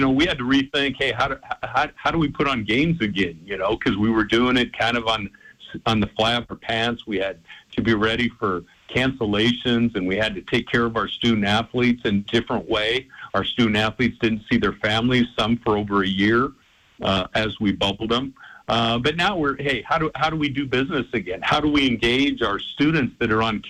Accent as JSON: {"language": "English", "town": "Spokane", "region": "Washington", "country": "United States", "moved": "yes", "lives_now": "Portland, United States", "said": "being from the Northwest, my wife's family's from Portland. She was raised in North Seattle, and of course, I'm from Spokane"}